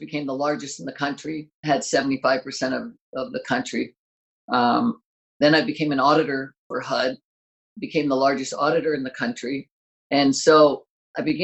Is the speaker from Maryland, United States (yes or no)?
yes; Maryland, United States; moved away as an adult; now in California, United States; I grew up in Maryland, and as soon as I graduated college, me and a buddy drove out to California.